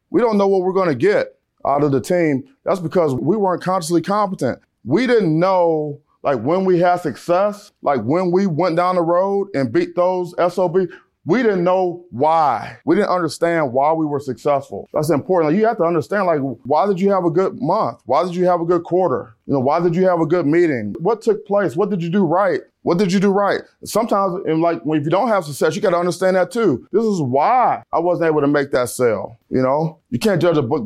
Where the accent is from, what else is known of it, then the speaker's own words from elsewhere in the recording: Cleveland, Ohio, United States; I'm from Cleveland, Ohio